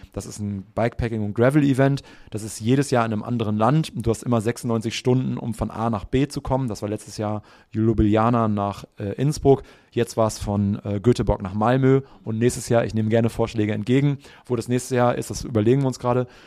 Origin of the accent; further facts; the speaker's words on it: Münster, North Rhine-Westphalia, Germany; now in Hamburg, Germany; in Münster groß geworden